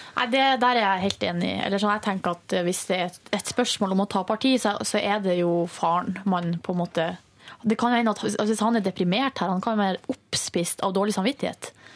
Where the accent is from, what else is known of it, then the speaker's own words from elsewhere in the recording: Northern Norway, Norway; now in Oslo, Norway; i Nord-Norge, der jeg kommer fra